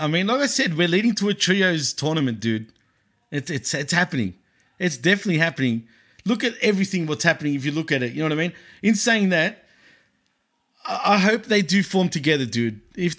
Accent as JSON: {"language": "English", "country": "Australia", "said": "I'm from Australia"}